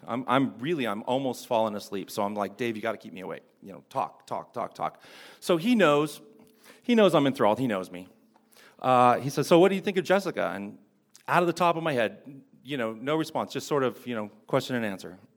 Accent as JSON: {"language": "English", "town": "Fullerton", "region": "California", "country": "United States", "tie": "born or raised there", "said": "she actually lives in my hometown. She lives in Fullerton"}